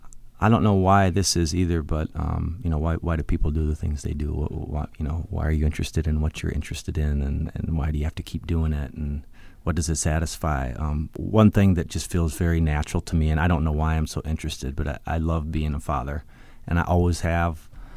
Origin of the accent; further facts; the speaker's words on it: Minnesota, United States; I was born in Minneapolis to very young parents. My parents were 19 and 20 years old only, so I was something of a love child, I believe. Props to …. But we moved soon to Southwest Minnesota